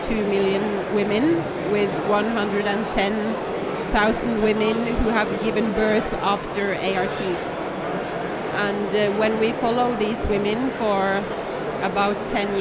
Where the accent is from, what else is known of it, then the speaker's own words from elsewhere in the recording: Norway; I'm from Norway